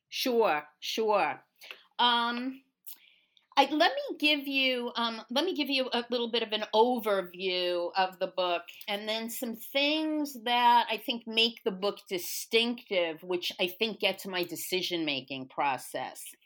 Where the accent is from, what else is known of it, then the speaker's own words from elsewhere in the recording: New York, United States; moved away as an adult; now in Texas, United States; I grew up in New York, um, Brooklyn to be even more specific